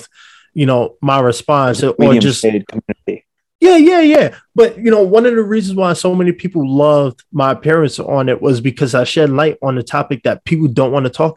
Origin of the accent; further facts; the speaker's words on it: New York City, New York, United States; now in Los Angeles, United States; I'm from New York City, so we're very outspoken